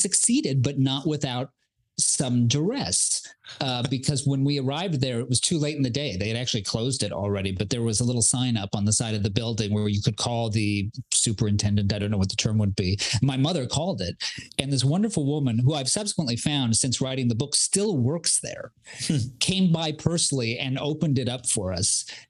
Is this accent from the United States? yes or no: yes; Southern California, United States; I'm from Southern California